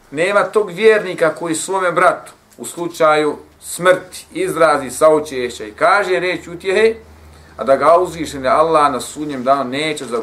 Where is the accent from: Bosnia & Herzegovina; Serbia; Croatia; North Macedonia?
Bosnia & Herzegovina; većina džamija kod nas u Bosni